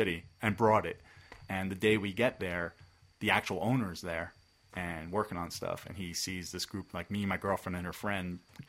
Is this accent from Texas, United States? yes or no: no; Bergen County, New Jersey, United States; I grew up in Bergen County. I didn't go to, my parents weren't like shore people typically.